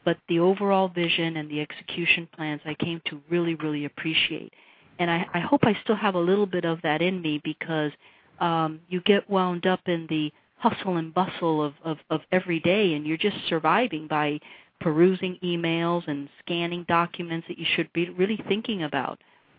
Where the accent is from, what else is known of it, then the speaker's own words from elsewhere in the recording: United States; But being an American woman and perhaps the age, perhaps all of these components put together worked